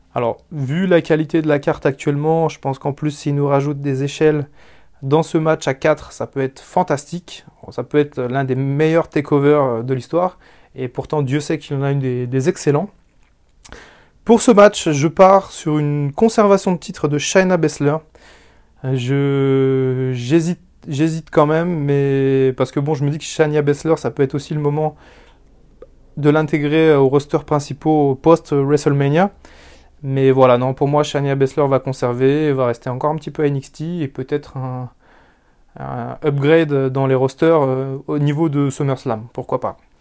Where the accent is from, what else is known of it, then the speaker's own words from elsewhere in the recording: France; je viens de France